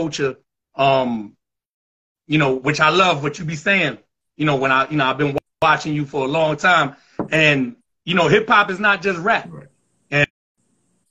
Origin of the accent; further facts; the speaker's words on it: New York City, New York, United States; I'm from the Southwest section, the Concourse, 170, Elliott, Marcy, Walton, Townsend, Wythe Place